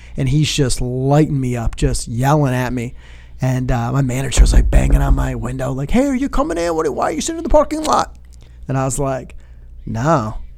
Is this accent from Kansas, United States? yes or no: no; Royal Oak, Michigan, United States; moved away as an adult; also born or lived in Toledo, Ohio; now in South Bend, United States; I'm originally from, like, the Detroit, Michigan area